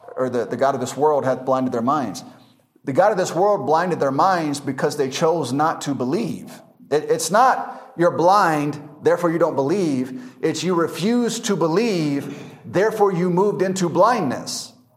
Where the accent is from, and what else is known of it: United States; moved away as an adult; now in Masaka, Uganda